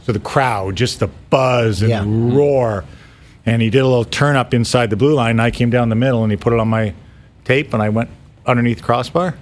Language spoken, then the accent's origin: English; Mississauga, Ontario, Canada; I grew up in Mississauga